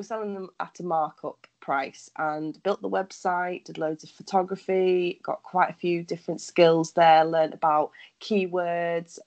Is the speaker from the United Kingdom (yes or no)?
yes; Lancashire, North West England, United Kingdom; also born or lived in Cyprus; now in Yorkshire, United Kingdom; I spent the first 10 years of my life in Cyprus and then I moved back to England when I was 10. So since then, I'm actually from Lancashire